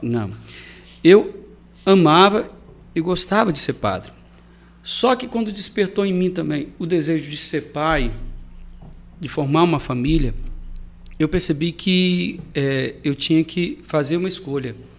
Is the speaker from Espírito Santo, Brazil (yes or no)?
yes; Marataízes, Espírito Santo, Brazil; also born or lived in Itapemirim; Sou natural lá de Itapemirim, nasci em Itapemirim, fui morar em Marataízes também novo, aí acabei tendo mais essa, essa naturalidade de Marataízes do que de Itapemirim